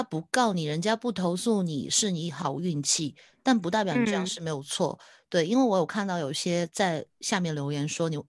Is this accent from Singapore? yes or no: no; Taiwan; 因为我就是台湾的台湾的社社群小编，我可能不知道